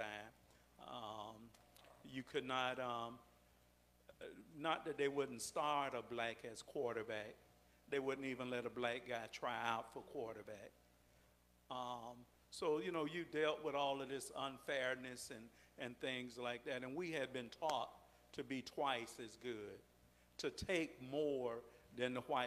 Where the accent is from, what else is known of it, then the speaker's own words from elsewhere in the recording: Brooksville, Florida, United States; I was born in Brooksville, Florida, and that's my formation. That's where I came up. That's where I was educated